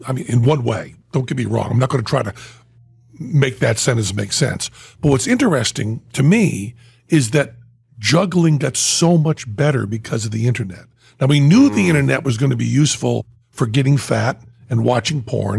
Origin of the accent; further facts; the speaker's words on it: Western Massachusetts, United States; moved away; I was from Western Massachusetts